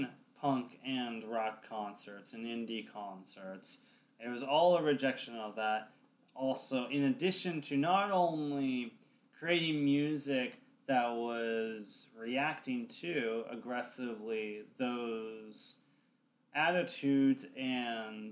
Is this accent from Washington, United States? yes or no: yes; Olympia, Washington, United States; my hometown, Olympia, Washington